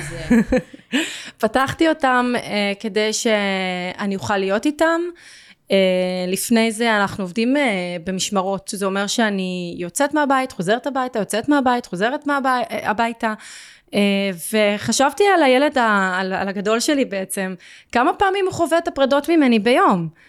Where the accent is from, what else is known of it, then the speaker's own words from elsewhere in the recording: Tel Aviv-Yafo, Tel Aviv District, Israel; moved away as an adult; now in Givatayim, Israel; אני באה משכונת מצוקה yes. ביפו